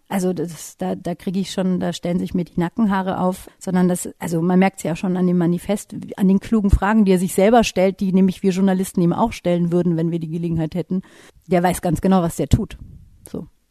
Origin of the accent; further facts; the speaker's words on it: Nuremberg, Bavaria, Germany; auch wenn man hier geboren ist und aufgewachsen und sagt, man ist aus, in meinem Fall Nürnberg